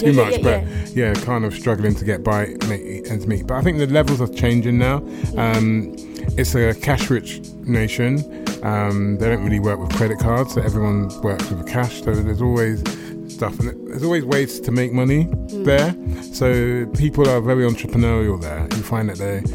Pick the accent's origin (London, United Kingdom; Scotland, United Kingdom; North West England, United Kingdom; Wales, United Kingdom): London, United Kingdom; I grew up in Hackney